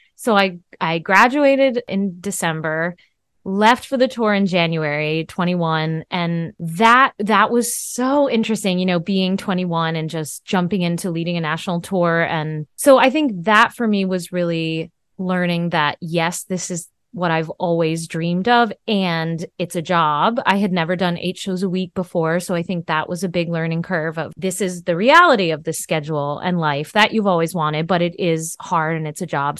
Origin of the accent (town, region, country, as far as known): Vermont, United States; born or raised there; moved away